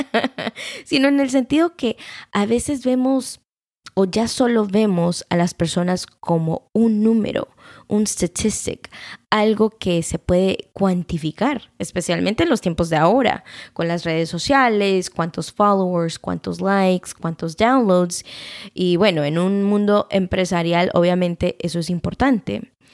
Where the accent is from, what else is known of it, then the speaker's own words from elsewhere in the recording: Guatemala; moved away; nosotros como guatemaltecos